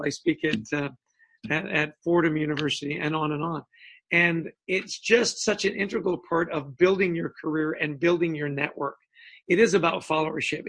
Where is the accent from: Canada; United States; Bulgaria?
Canada; moved away; And I grew up in Canada